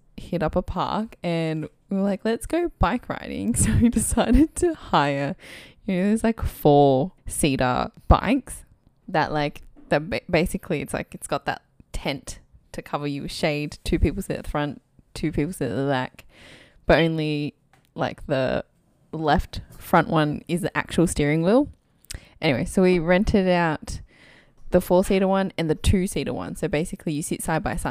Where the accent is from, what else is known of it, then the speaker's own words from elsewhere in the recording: Australia; we're two Aussie Asian gals